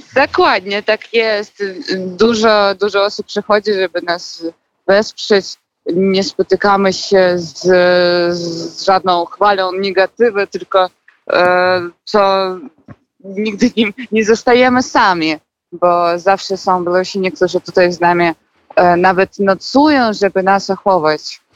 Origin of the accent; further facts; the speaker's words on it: Minsk, Belarus; moved away as an adult; now in Poland; ja pochodzę z Mińska